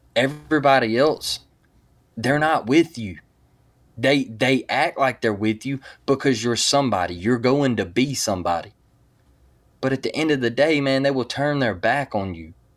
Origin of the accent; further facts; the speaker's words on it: Mobile, Alabama, United States; I'm from Mobile, Alabama